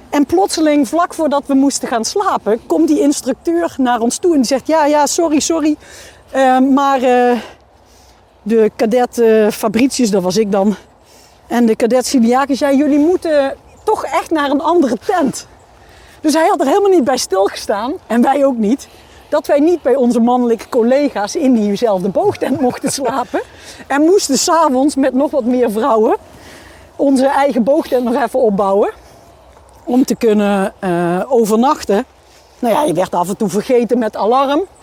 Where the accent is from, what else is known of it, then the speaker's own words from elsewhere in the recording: Limburg, Netherlands; Ehm, ik ben opgegroeid in Limburg.